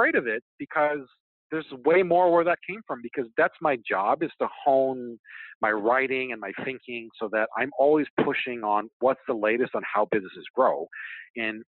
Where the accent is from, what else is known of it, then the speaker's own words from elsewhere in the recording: Hawaii, United States; moved away; growing up in Hawaii, like, I just spent an extraordinary amount of time in the ocean.